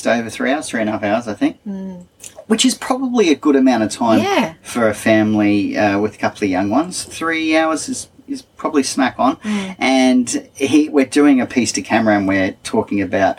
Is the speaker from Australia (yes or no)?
yes; Queensland, Australia; As a Queenslander